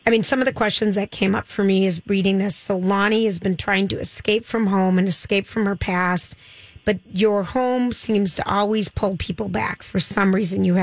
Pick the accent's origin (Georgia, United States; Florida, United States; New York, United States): Florida, United States; moved away; also born or lived in Trinidad; I grew up in Florida.